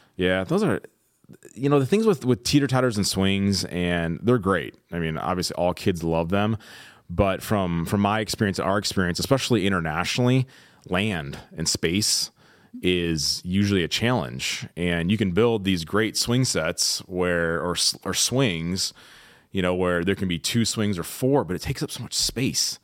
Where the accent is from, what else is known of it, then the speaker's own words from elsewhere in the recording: Midwest, United States; now in Southern California, United States; growing up in the Midwest.